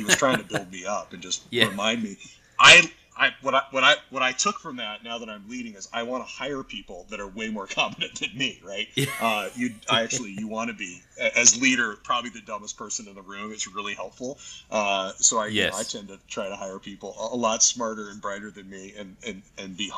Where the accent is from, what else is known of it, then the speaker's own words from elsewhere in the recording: Tucson, Arizona, United States; moved away as an adult; also born or lived in Nashville, Tennessee / Austin, Texas; now in Colorado, United States; I had such a great experience at an independent school growing up in Tucson